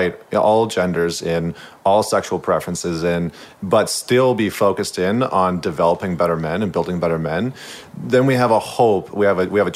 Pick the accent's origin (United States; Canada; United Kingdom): Canada; St. Albert, Alberta; moved away as an adult; now in Vancouver, Canada; I'm actually from central Alberta. So I grew up in St. Albert, which is just outside of Edmonton